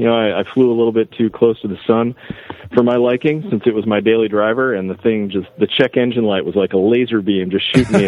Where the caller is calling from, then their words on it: Redmond, Washington, United States; So I'm up in Redmond, Washington, right outside of Seattle.